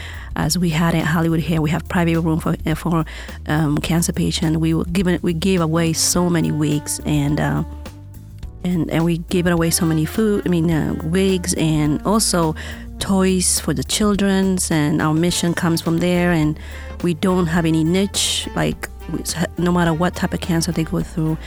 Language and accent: English; Ethiopia; moved away as an adult; now in Las Vegas, United States; I am originally from Ethiopia